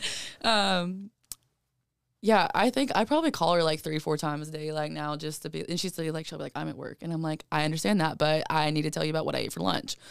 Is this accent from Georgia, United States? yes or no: yes; Georgia, United States; I'm literally from Cajeta, Georgia.